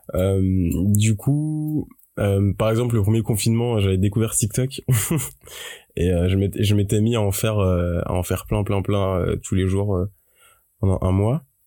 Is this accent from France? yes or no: yes; Paris, Île-de-France, France; je suis parisien et comme j'ai mes, j'ai mes, euh, mes études à Paris, j'ai toujours été chez mes parents